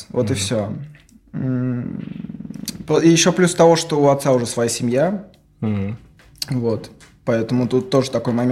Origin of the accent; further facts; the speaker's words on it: Moscow, Russia; я здесь родился в Москве uh-huh. и вырос здесь в Москве. Собственно, отец у меня нигериец